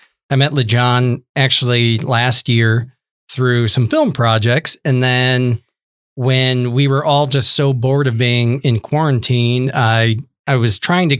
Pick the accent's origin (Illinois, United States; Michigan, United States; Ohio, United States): Ohio, United States; moved away; Ohio is kind of a black hole because I know very few people who grew up here, lived here for a good part of their life, moved away and didn't end up back here. Because we've all moved away. We've all ended up back here.